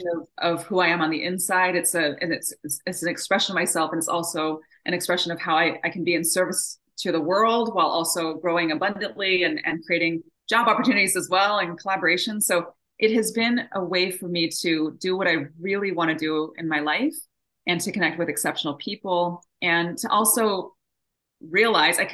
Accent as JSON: {"language": "English", "country": "Japan", "tie": "born or raised there", "moved": "yes", "said": "I was born and raised over in Japan, and I'm half Japanese, half American. And so I was born and raised in a bicultural home."}